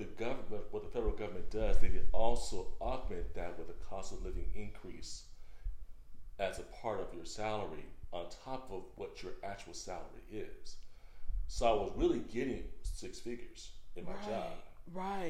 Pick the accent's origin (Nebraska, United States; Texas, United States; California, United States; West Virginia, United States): California, United States; Bay Area; moved away; And in California, in where I was from the Bay Area.